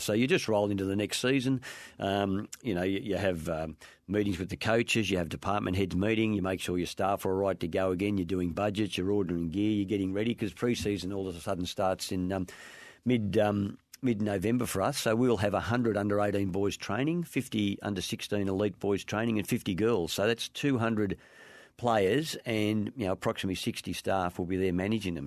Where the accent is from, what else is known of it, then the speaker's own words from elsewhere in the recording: Warrnambool, Victoria, Australia; I was growing up in Warrnambool in a country town